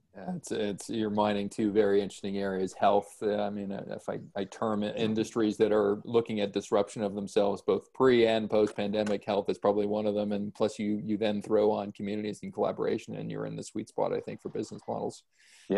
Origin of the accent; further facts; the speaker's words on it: Canada; as a Canadian